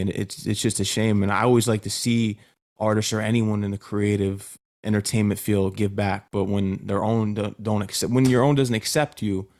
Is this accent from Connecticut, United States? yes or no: yes; Connecticut, United States; I come from Connecticut, and when people come from small areas